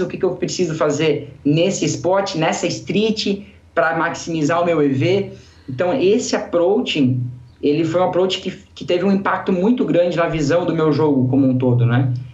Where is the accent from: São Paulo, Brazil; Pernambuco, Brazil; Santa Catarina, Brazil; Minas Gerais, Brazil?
Santa Catarina, Brazil; sou de uma cidade do interior aqui de Santa Catarina